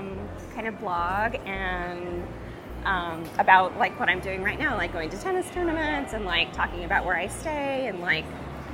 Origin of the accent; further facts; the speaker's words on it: Arizona, United States; I am from Arizona. I live in Scottsdale right now.